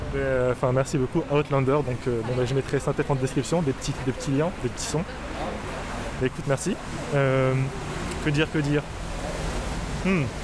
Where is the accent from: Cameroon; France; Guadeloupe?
Cameroon; je suis camerounais. Donc j'ai grandi avec des sons camerounais